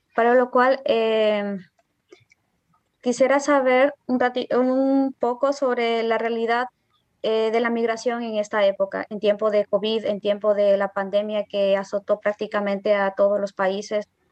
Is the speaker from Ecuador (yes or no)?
yes; Riobamba, Chimborazo, Ecuador; now in Paraguay; Actualmente estoy en Paraguay, pero soy de Ecuador, de la provincia de Chimborazo, el cantón Riobamba.